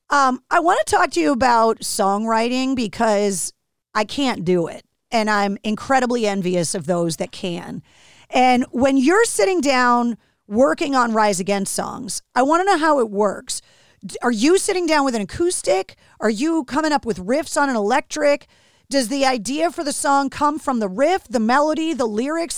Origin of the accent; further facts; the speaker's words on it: Boston, Massachusetts, United States; from Boston, like me